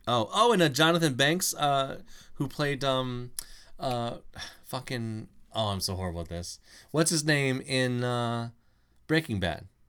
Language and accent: English; Mill Point, United States; I grew up in Mill Point